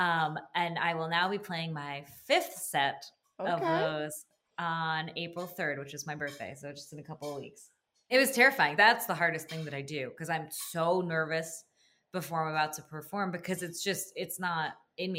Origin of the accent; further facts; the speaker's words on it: New Jersey, United States; moved away as an adult; also born or lived in New York; now in Jacksonville, United States; growing up in New Jersey and then living in New York